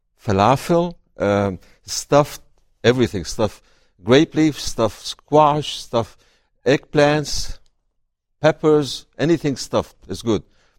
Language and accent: English; Syria; Well, I was raised in a small town on the shores of the Mediterranean. So our farm was next to the waves.